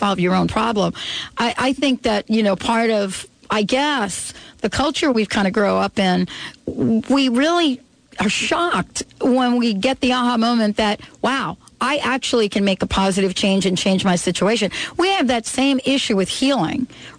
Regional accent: New York, United States; I grew up in New York

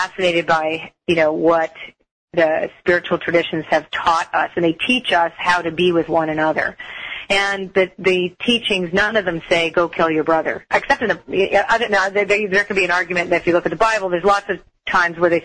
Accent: Toronto, Ontario, Canada; I was raised in Toronto

